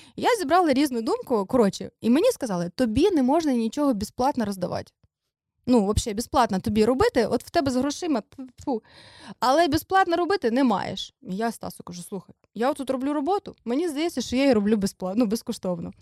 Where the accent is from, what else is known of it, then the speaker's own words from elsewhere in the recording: Dnipro, Dnipropetrovsk Oblast, Ukraine; moved away as an adult; now in Kyiv, Ukraine; ми з Дніпра, ми приїхали